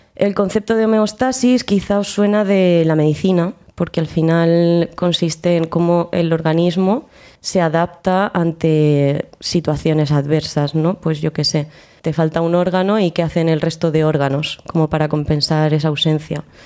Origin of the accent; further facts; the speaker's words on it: Albacete, Castilla-La Mancha, Spain; moved away as an adult; now in Granada, Spain; vengo de Albacete y me he afincado en Granada desde hace ya unos cuatro añitos o así.